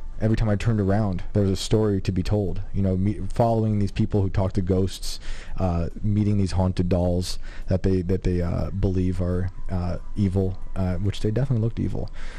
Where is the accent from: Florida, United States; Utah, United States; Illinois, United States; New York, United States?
New York, United States; accent: Yankee; They didn't like me with my Yankee accent.